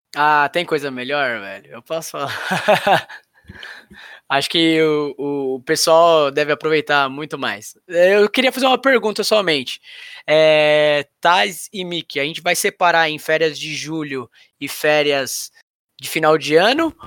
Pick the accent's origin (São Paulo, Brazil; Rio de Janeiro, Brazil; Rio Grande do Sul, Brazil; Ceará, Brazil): São Paulo, Brazil; Eu sou, sou da Casa Verde, que é do lado da, da, da, da, da Barra Funda ali